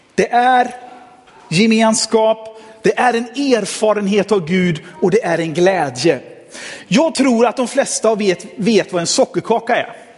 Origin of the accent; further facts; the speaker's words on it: Sweden; jag fick födas i Sverige